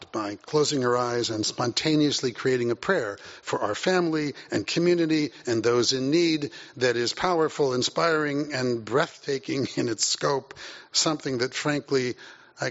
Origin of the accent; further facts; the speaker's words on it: Santa Monica, California, United States; also born or lived in Sacramento; we moved to Sacramento in 1965 from Santa Monica, where, by the way, I had just finished 10th grade right here at Semel High